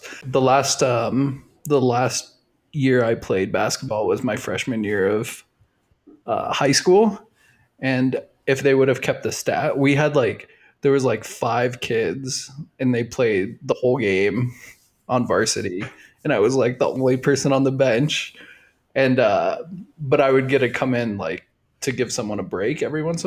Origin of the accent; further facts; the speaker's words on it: San Antonio, Texas, United States; I grew up in San Antonio.